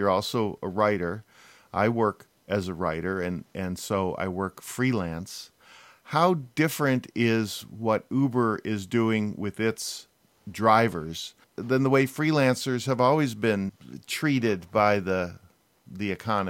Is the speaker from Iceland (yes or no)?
no; Midwest, United States; moved away as an adult; also born or lived in West Coast; Because I was born in the Midwest, but I hightailed it to the West Coast as soon as I could in college and never really looked back.